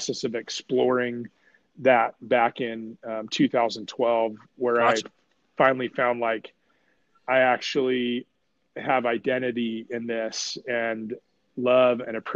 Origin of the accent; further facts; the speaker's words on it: Coeur d'Alene, Idaho, United States; also born or lived in Oakland, California; I was born in Oakland, California. My parents moved me to Coeur d'Alene, Idaho when I was five.